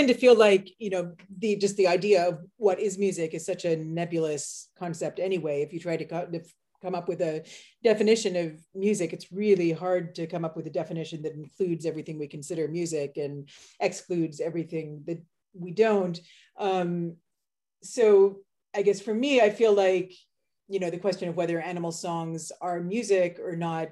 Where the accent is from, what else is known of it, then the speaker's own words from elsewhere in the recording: Halifax, Nova Scotia, Canada; moved away as an adult; also born or lived in Netherlands / United States; growing up in Halifax